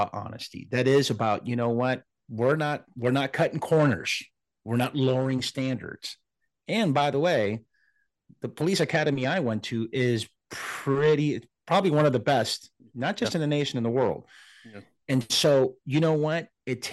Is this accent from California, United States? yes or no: yes; Los Angeles, California, United States; I'm from Los Angeles.